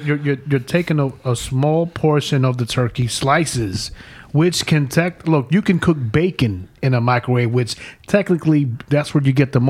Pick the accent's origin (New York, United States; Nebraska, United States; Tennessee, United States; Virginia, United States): New York, United States; also born or lived in El Salvador; growing up in New York, obviously our family's from El Salvador.